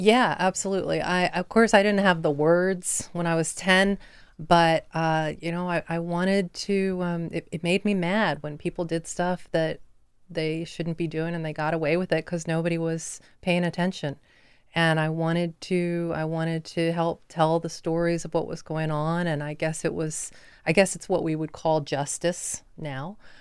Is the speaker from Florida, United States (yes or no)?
yes; Lake City, Florida, United States; moved away as an adult; also born or lived in Chapel Hill, North Carolina / Central Massachusetts; now in Delaware, United States; I grew up in the Deep South, um, in North Central Florida, up right against the Georgia line